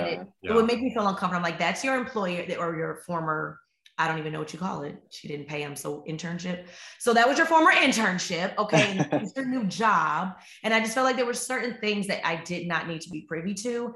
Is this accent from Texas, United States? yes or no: no; Chicago, Illinois, United States; I'm from Chicago